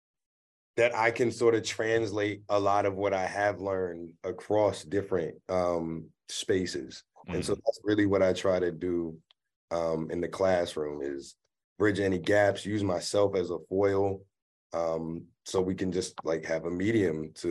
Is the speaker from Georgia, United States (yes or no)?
no; Prince George's County, Maryland, United States; growing up in Prince George's County